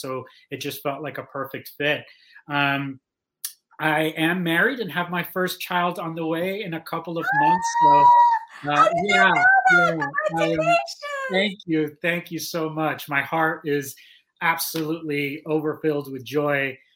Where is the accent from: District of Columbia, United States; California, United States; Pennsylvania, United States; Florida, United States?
Florida, United States; Miami; moved away as an adult; also born or lived in Cuba; I, I, grew up in Miami. I went to school in Miami.